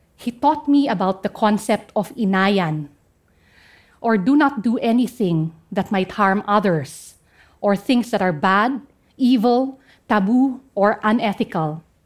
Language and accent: English; Central Mountain Range, Cordillera Administrative Region, Philippines; first language Kankanaey; English is a second language